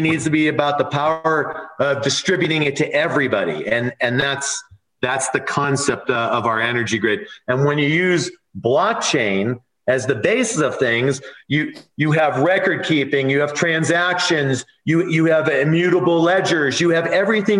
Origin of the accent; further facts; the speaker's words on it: California, United States; moved away as an adult; now in Nevada, United States; I grew up in California. I moved here 4 years ago.